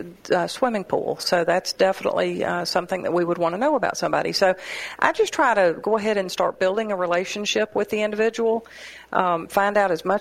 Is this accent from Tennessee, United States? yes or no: yes; Hermitage, Tennessee, United States; now in Murfreesboro, United States; Originally from Hermitage.